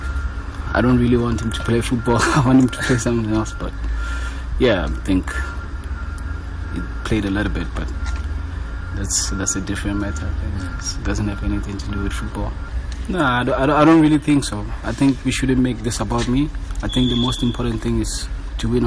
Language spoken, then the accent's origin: English; South Africa; moved away; I'm South African, and I love playing for my country.